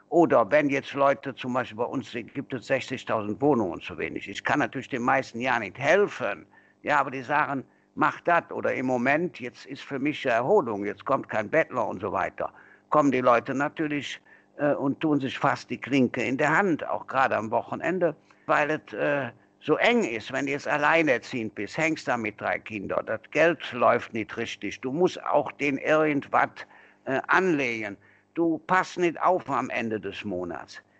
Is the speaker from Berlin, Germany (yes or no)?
no; North Rhine-Westphalia, Germany; accent: Kölsch; Und ob Kölsch, also unser Dialekt, heißt Auferstehung